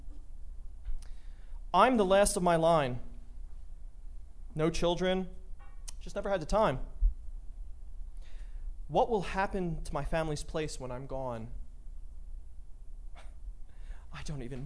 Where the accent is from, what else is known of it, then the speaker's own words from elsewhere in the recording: Philadelphia, Pennsylvania, United States; now in Denver, United States; I'm originally from Philadelphia.